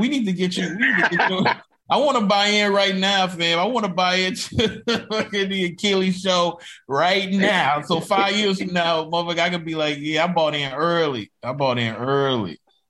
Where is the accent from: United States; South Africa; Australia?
United States; Mississippi; I'm from Mississippi